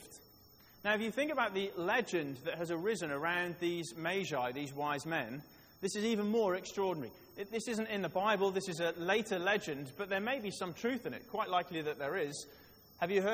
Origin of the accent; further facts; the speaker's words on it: Wales, United Kingdom; I was born in Wales